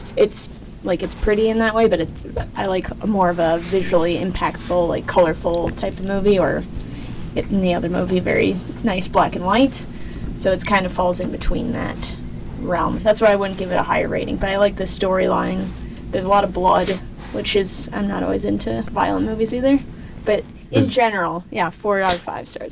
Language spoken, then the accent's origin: English; Wisconsin, United States; moved away as an adult; now in Minnesota, United States; I moved here in 2010, but I'm originally from Wisconsin